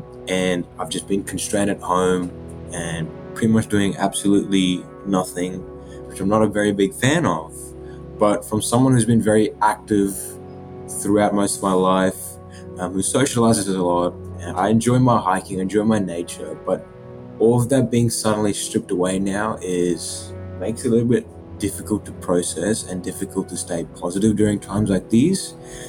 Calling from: Brisbane, Queensland, Australia; I'm from Brisbane, Australia

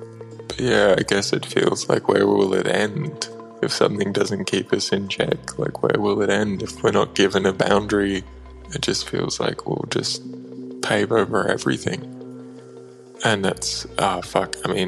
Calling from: Australia; I'm calling from Australia.

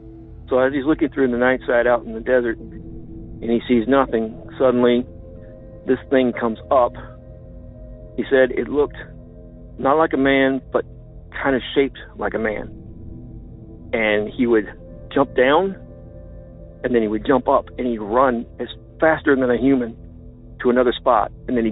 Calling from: Illinois, United States; from Land of Lincoln.

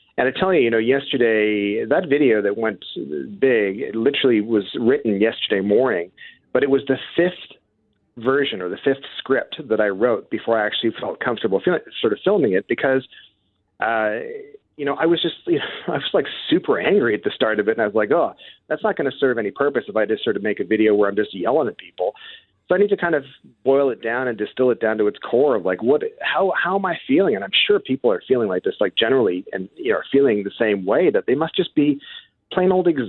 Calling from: Stratford, Ontario, Canada; I'm from Stratford, Ontario, so there you go.

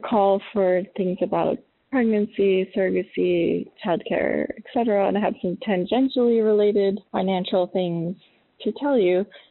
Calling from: Albany, New York, United States; I'm calling from Albany, New York

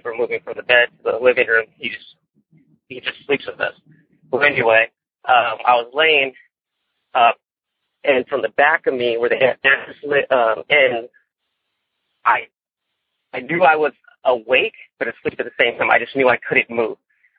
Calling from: Mentone, California, United States; Well, I come from Mentone, California, kind of a little ways down from going up to Forest Falls and a road to get to Big Bear.

